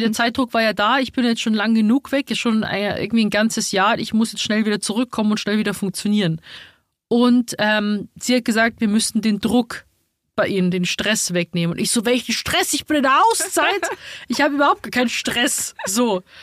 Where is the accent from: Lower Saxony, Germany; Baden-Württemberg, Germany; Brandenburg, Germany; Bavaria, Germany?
Bavaria, Germany; Rosenheim; moved away as an adult; also born or lived in Munich; now in Berlin, Germany; ich bin halt in Rosenheim geboren, aufgewachsen und dann bin ich direkt nach München gezogen.